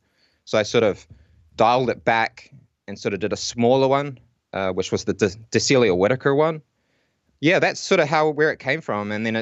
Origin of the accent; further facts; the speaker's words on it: Whanganui, Manawatū-Whanganui, New Zealand; also born or lived in Auckland; now in Wellington, New Zealand; I'm actually originally from Whanganui. And my wife, she's from Auckland. And when I moved to Auckland to do some, you know, university stuff, we met there. And then we ended up sort of moving down to Wellington.